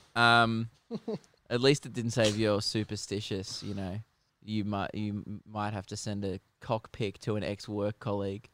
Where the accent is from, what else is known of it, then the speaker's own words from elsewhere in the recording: Melbourne, Victoria, Australia; We're from Melbourne, Australia